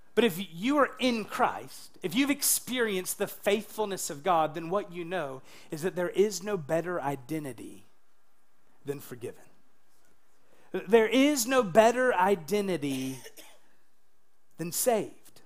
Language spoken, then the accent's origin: English; United States; I'm an American.